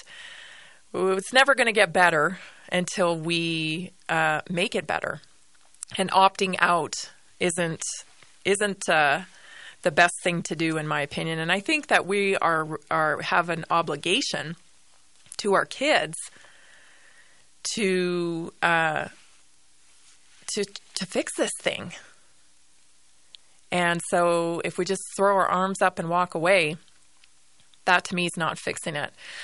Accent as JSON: {"language": "English", "country": "Canada", "also_born_or_lived": "northern Colorado", "moved": "yes", "lives_now": "Colorado, United States", "said": "I'm a Canadian citizen"}